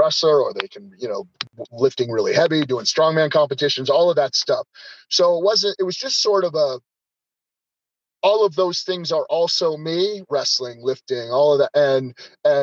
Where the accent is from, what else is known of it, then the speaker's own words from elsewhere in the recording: Denver, Colorado, United States; moved away; Denver's my hometown, but I've kind of been away obviously for a long time.